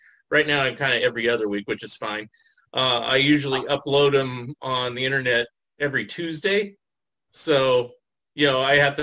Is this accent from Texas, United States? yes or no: no; San Jose, California, United States; also born or lived in San Francisco, United States; now in Oregon, United States; I grew up in San Jose and San Francisco, so those are my areas